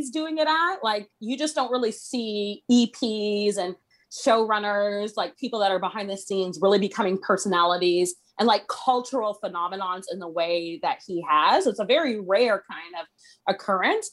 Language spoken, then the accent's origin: English; Toronto, Ontario, Canada; I'm from the Toronto area. And so I'm Canadian.